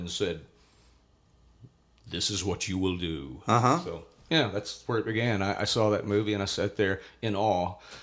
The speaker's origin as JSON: {"language": "English", "town": "Johnson City", "region": "Tennessee", "country": "United States", "tie": "born or raised there", "said": "I was born in Johnson City, Tennessee, which is way up in the upper eastern corner of the state, Washington County."}